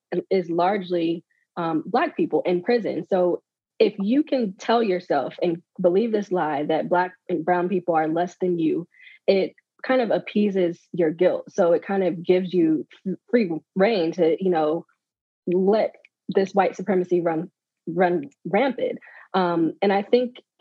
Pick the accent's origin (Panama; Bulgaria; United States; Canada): United States; Maryland; I'm from Maryland, but being around DC